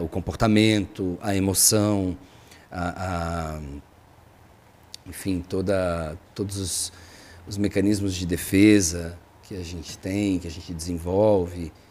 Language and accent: Portuguese; Barbacena, Minas Gerais, Brazil; eu sou de Barbacena, Minas Gerais